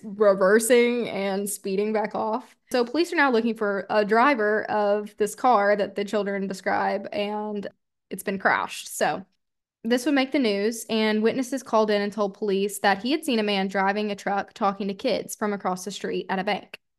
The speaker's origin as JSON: {"language": "English", "region": "Arkansas", "country": "United States", "tie": "born or raised there", "said": "being from Arkansas, almost just, what, an hour away from my hometown"}